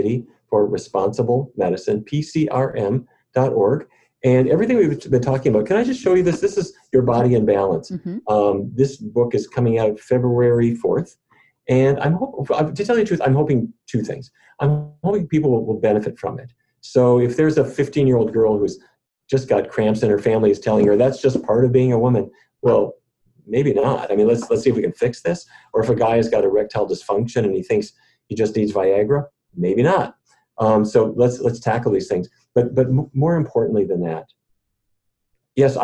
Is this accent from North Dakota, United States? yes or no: yes; Fargo, North Dakota, United States; now in Washington, DC, United States; when I was growing up in Fargo